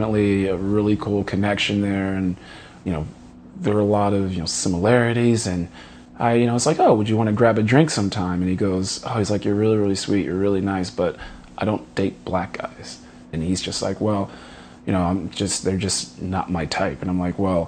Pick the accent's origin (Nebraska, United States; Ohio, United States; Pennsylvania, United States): Pennsylvania, United States; Philadelphia; I'm from Philadelphia, Pennsylvania